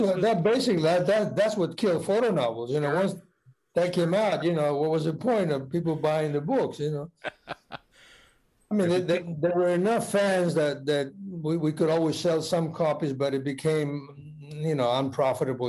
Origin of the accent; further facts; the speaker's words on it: Argentina; moved away as an adult; now in United States; I'm from Argentina. You know, I arrived just a few years earlier